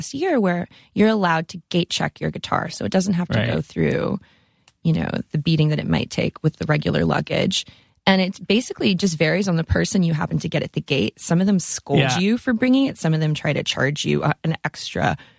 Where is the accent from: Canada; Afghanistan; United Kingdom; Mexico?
Canada; Sudbury, Ontario; moved away; I'm from Sudbury, Ontario, Canada